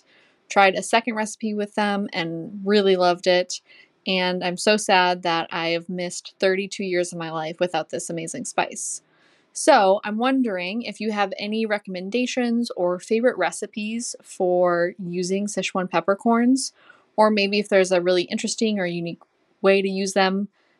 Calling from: St. Paul, Minnesota, United States; I'm calling in from St. Paul, Minnesota.

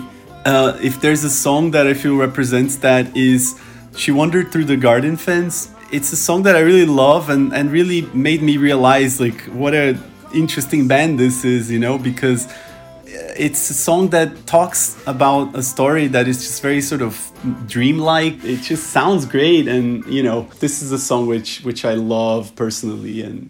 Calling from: Czechia; I'm calling from Czech Republic.

